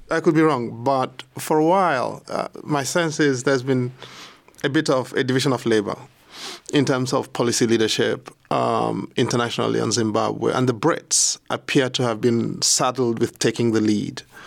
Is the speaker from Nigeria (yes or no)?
yes; Nigeria; as a Nigerian